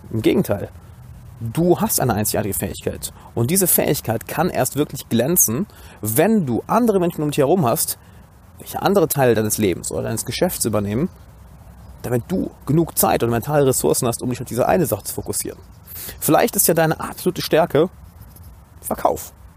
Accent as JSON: {"language": "German", "town": "Düsseldorf", "region": "North Rhine-Westphalia", "country": "Germany", "tie": "born or raised there", "said": "Ich bin gerade, wie man sieht, in meiner Heimatstadt Düsseldorf"}